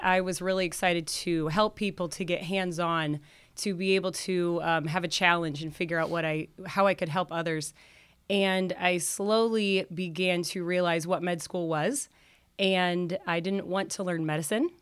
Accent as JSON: {"language": "English", "town": "South Bend", "region": "Indiana", "country": "United States", "tie": "born or raised there", "also_born_or_lived": "Denver", "said": "I was born in South Bend, grew up in South Bend"}